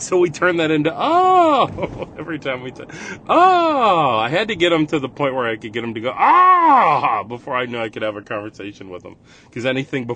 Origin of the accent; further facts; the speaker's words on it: Rochester, New York, United States; accent: Rochester; I like my Rochester accent